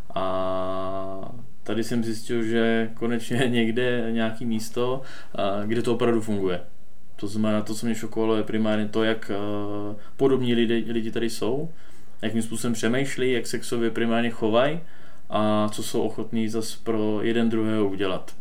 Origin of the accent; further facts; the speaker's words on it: near Moravská Třebová, Pardubice Region, Czechia; pocházím od Moravské Třebové.